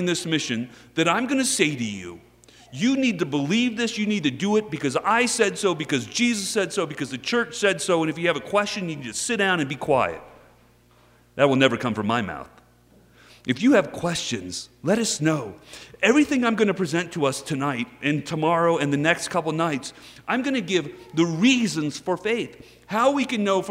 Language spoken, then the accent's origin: English; Texas, United States; I am from Texas.